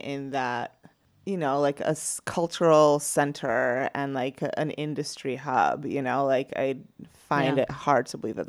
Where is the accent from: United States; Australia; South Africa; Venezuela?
Venezuela; moved away; since I came from Venezuela.